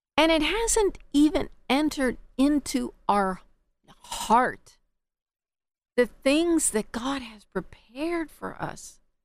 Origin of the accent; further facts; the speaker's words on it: United States; us as American citizens